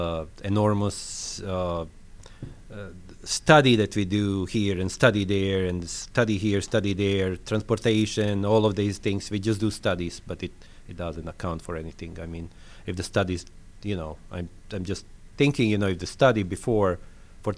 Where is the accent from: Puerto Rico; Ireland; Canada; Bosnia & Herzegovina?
Bosnia & Herzegovina; accent: French; English is a second language; moved away as an adult; also born or lived in Slovenia / Yugoslavia; now in Lilburn, United States; That I was living in is Bosnia. Bosnia, I'm Croatian, nationality from Bosnia, born in Slovenia